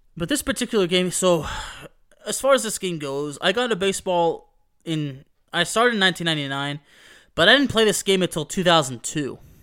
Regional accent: Dallas, Texas, United States; a kid, you know, growing up in the Dallas-Fort Worth area

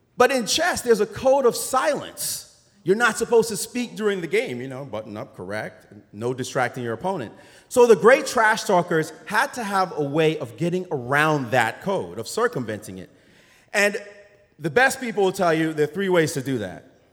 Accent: New York City, New York, United States; I'm from Brooklyn, New York. That's what's up. More specifically, though, Brownsville, Brooklyn.

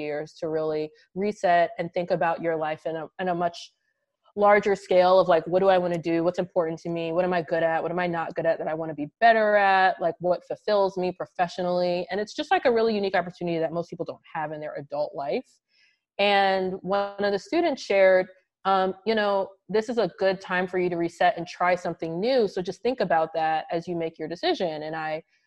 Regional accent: Baltimore, Maryland, United States; moved away; also born or lived in Washington, D.C.; I'm originally from Baltimore, Maryland.

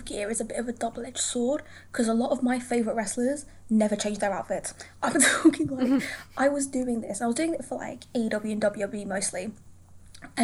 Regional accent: London, United Kingdom; So I lived in London for, like, my whole life. I'm from London, and I moved mm-hmm. out of London last year

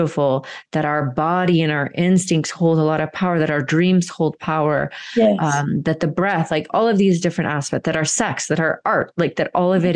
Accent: Marietta, Georgia, United States; I grew up in Marietta, Georgia

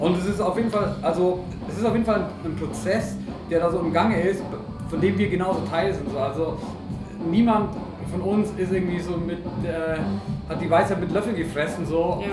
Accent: Oberallgäu, Bavaria, Germany; ich komme eigentlich aus dem Oberallgäu

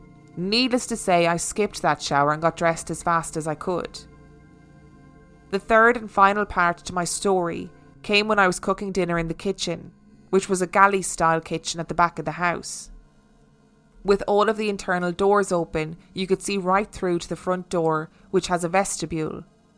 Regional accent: North West England, United Kingdom; My husband Mark and I bought our first house in 2011 in my hometown in Lancashire, England.

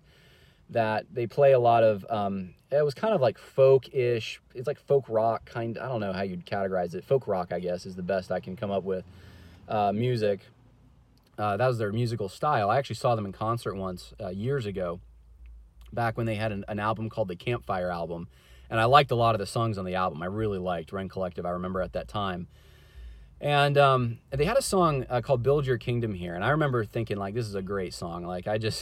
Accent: California, United States; moved away; originally, I'm actually from California

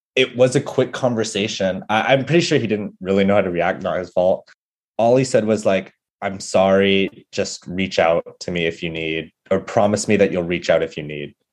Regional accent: San Jose, California, United States; moved away as an adult; now in New York, United States; growing up in the Bay Area

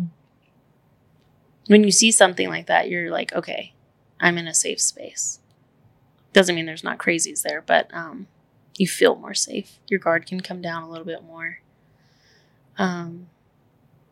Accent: Amarillo, Texas, United States; now in Austin, United States; We're from Amarillo, which is the Bible Belt.

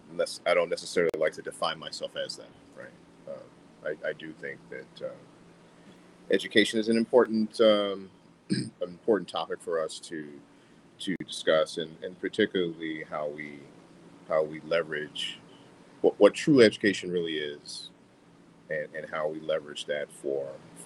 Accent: Chicago, Illinois, United States; I'm from Chicago. Grew up my earlier years on the West Side, ended up moving to the South Side later on.

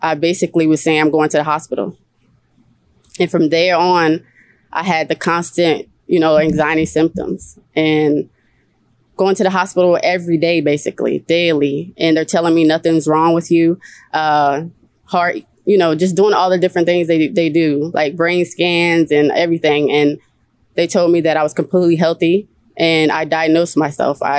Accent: Gloucester, Virginia, United States; I'm from Virginia, a small town in Virginia called Gloucester.

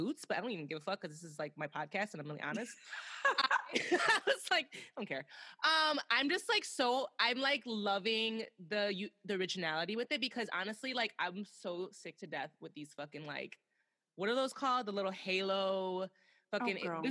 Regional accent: Chicago, Illinois, United States; we're from Chicago

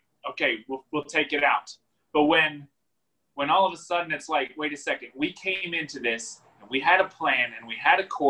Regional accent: United States; as Americans

